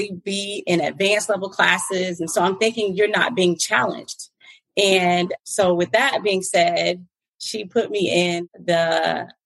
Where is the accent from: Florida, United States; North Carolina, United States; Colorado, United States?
Florida, United States; Fort Lauderdale; moved away as an adult; now in Atlanta, United States; I was born and raised in the Fort Lauderdale Beach, Broward County area